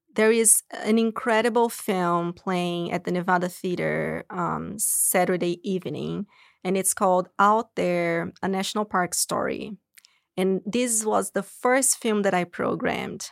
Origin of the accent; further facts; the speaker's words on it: São Paulo, Brazil; moved away as an adult; now in United States; I'm originally from Brazil, São Paulo, and I moved here to go to grad school